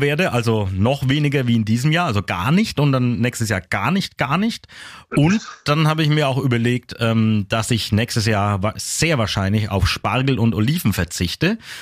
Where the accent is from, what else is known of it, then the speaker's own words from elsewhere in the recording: Küps, Bavaria, Germany; meine Heimat, über Küps